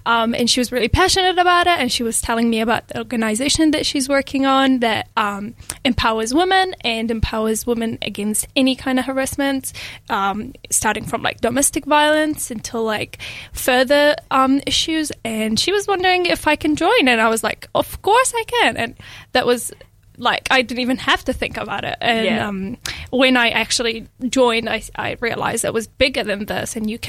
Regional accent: Iraq; also born or lived in Syria; now in Dunedin, New Zealand; Thank you for having me, Ranisha. I am a former refugee from Syria, but I'm originally from Iraq.

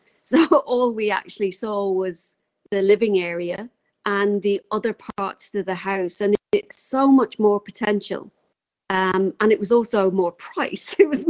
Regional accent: England, United Kingdom; now in New Zealand; Originally 15 years ago when I moved over from England, we bought a camper van and started traveling around, it took 4 months to do that.

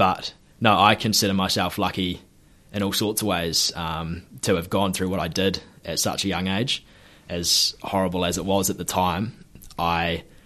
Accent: Hawke's Bay, New Zealand; also born or lived in Gisborne; I'm born and bred in Hawke's Bay and spent a bit of time in Gisborne as a kid as well

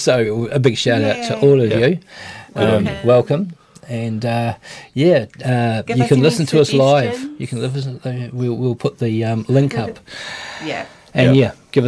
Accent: Temuka, Canterbury, New Zealand; I wasn't born too far away. I was in Temuka

